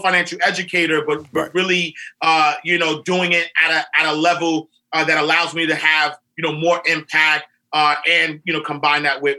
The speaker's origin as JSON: {"language": "English", "town": "New York City", "region": "New York", "country": "United States", "tie": "born or raised there"}